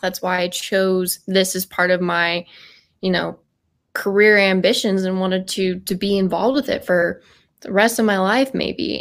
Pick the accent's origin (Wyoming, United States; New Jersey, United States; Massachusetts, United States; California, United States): Wyoming, United States; Cheyenne; growing up in Wyoming next to one of the world's largest Air Force bases, um, F E Warren